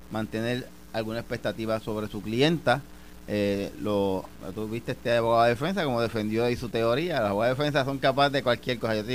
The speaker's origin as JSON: {"language": "Spanish", "town": "Mayagüez", "country": "Puerto Rico", "tie": "born or raised there", "also_born_or_lived": "Ponce", "said": "a mí que yo nací en Mayagüez, viví allá"}